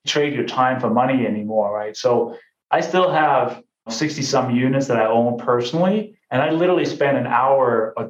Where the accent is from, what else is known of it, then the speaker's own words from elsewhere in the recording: Denmark; moved away as an adult; also born or lived in London, England; now in United States; I came from Denmark. That's where I grew up.